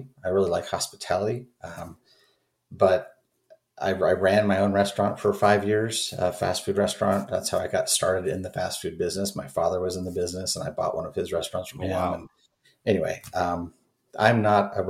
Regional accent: Oregon, United States; moved away as an adult; also born or lived in Southern California; I grew up in Oregon, in not rural Oregon, but I did grow up in Oregon

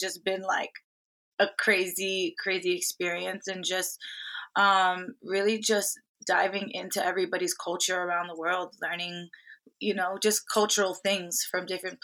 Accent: Miami, Florida, United States; I grew up in Miami

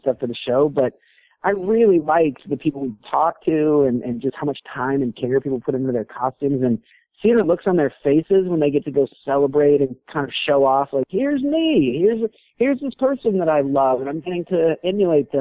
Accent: Reno, Nevada, United States; moved away; also born or lived in San Diego; And I grew up in Reno

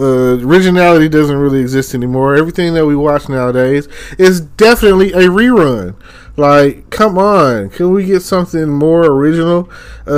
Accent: Texas, United States; I'm from Texas

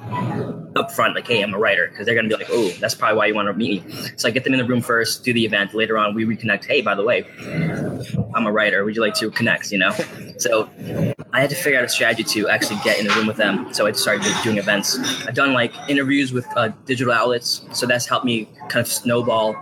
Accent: Virginia Beach, Virginia, United States; also born or lived in Los Angeles; I'm from Virginia Beach, Virginia.

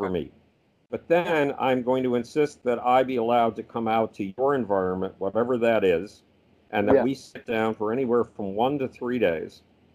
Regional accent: Buffalo, New York, United States; moved away; Buffalo, New York, my hometown

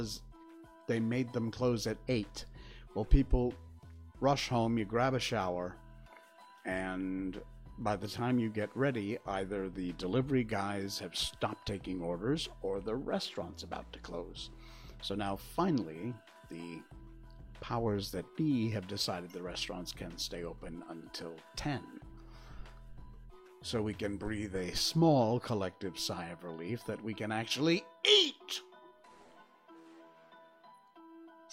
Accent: United States; now in Malaysia; I'm an American, so, well, used to be

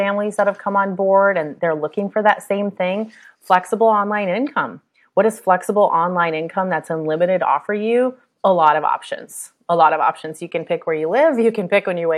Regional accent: United States; I'm American

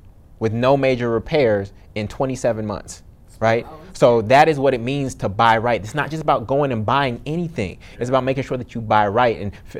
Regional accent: Oakland, California, United States; moved away as an adult; also born or lived in Brooklyn, New York; now in New Orleans, United States; my hometown of Oakland, California.

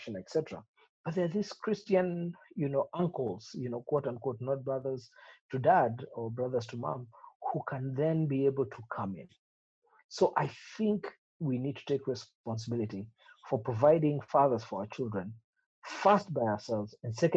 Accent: Kericho, Kericho County, Kenya; we grew up in Kericho

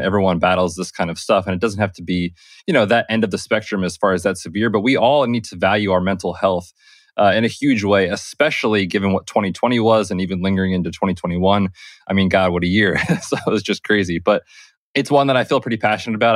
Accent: Pennsylvania, United States; moved away; I am from Pennsylvania originally.

